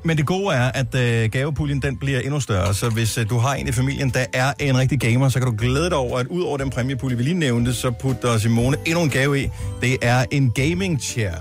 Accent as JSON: {"language": "Danish", "area": "North Funen", "region": "Southern Denmark", "country": "Denmark", "tie": "born or raised there", "said": "jeg er opvokset på Nordfyn"}